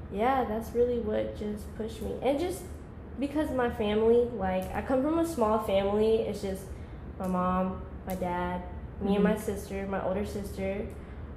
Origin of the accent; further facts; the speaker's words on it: Covington, Georgia, United States; also born or lived in California / Cambodia (parents); I was born in Cali. My parents are from Cambodia. I've been living in Georgia since I was like 6 years old. I'm 22 now, so that's like, it's been a minute. So basically, I'm raised in Georgia. I was like growing up in Covington, small town.